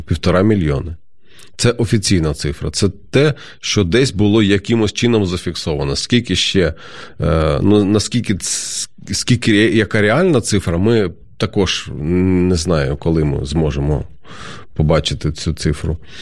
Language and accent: Ukrainian; Kharkiv, Kharkiv Oblast, Ukraine; Я сам звідти, я з Харкова родом